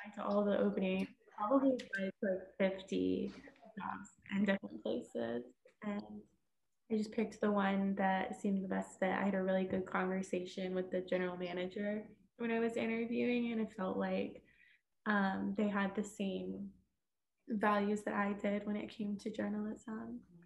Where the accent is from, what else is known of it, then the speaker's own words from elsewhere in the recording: Houston, Texas, United States; moved away as an adult; now in Missouri, United States; I am from Texas. I'm from Houston